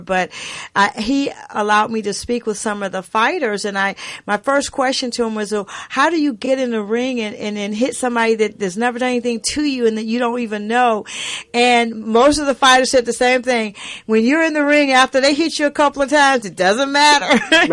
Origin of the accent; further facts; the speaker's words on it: the South, United States; I was raised in the South